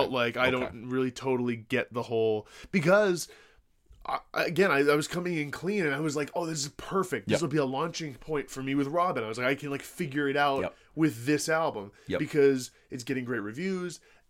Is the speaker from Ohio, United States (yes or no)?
yes; Ohio, United States; I've been eating extra salt on my potatoes ever since I grew up in Ohio.